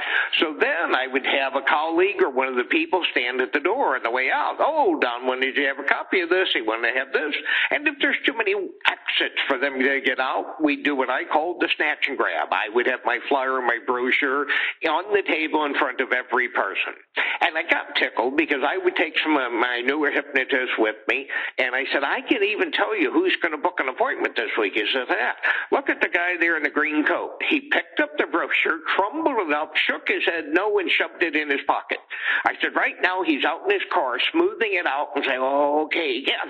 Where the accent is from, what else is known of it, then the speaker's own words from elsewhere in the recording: Missouri, United States; I'm from Missouri